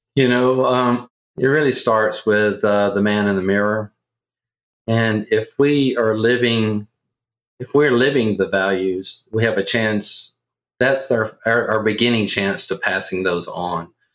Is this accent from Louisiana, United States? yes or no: yes; Louisiana, United States; accent: Southerner; also born or lived in Kentucky; I am from Louisiana and uh, born and raised in Louisiana